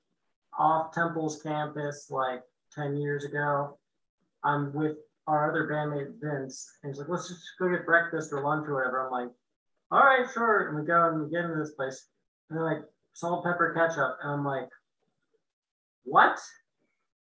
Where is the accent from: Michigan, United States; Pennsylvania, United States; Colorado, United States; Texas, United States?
Pennsylvania, United States; Allentown; now in Philadelphia, United States; I come from Allentown, Allentown apparently has its own regional cheesesteak